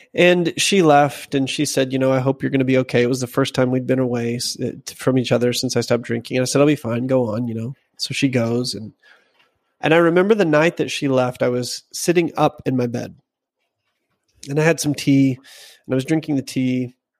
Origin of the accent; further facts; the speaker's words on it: Arkansas, United States; I'm from Arkansas